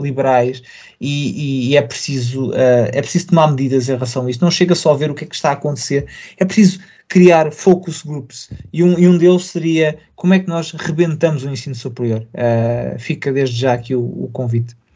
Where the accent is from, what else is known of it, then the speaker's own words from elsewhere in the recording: Portugal; preocupa-me como português, preocupa-me como europeu